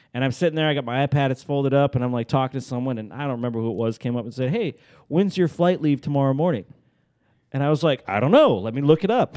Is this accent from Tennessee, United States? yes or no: no; Alaska, United States; I'm from Alaska, everybody knows I'm from Alaska.